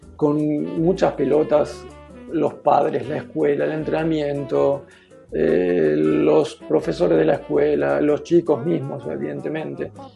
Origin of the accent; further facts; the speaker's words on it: Buenos Aires, Argentina; moved away as an adult; now in Freiburg, Germany; soy argentino. Eh, nací en Buenos Aires